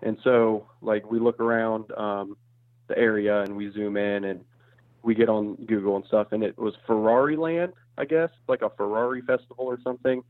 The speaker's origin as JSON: {"language": "English", "town": "Springfield", "region": "Ohio", "country": "United States", "lives_now": "Dayton, United States", "said": "Yeah, I am from Springfield, Ohio, which is between Dayton, Ohio and Columbus. It's kind of in the southwestern-ish corner. And then I moved to Dayton, Ohio when I picked up my most recent job."}